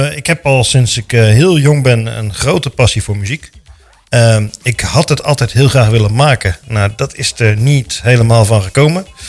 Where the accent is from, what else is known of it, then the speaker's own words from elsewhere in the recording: De Bilt, Utrecht, Netherlands; moved away as an adult; now in Houten, Netherlands; geboren en getogen in De Beeld